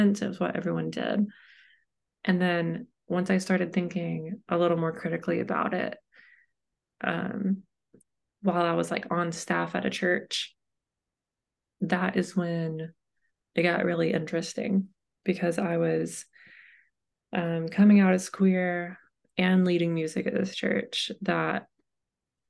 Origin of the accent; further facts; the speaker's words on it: Knoxville, Tennessee, United States; I was born in Knoxville, Tennessee, and my dad was a Methodist pastor